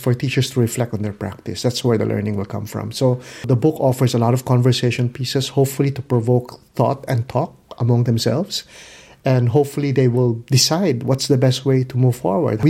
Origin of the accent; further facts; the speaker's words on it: Philippines; I come from the Philippines.